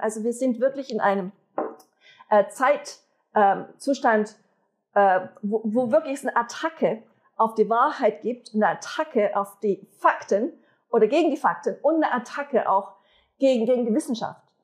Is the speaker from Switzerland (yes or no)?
yes; Switzerland; wir als Schweizer